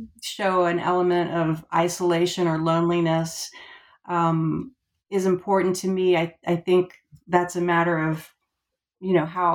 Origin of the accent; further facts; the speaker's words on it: Florida, United States; also born or lived in Georgia; Well, so I've lived about half of my life now in Georgia and half in Florida. And I guess Florida, I grew up in Florida.